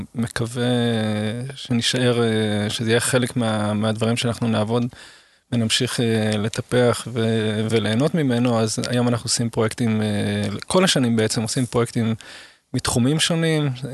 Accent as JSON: {"language": "Hebrew", "country": "Israel", "tie": "born or raised there", "also_born_or_lived": "Seoul, South Korea / Guatemala", "said": "נולדתי כאן ואני מאוד שורשי וכל חיים בערך אני גר באותו"}